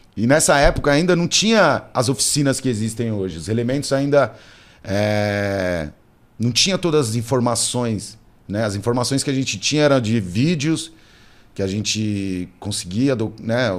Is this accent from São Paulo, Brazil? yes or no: yes; São Paulo, Brazil; eu sou cria da Zona Sul, sabe? Nasci e me criei, moro na Zona Sul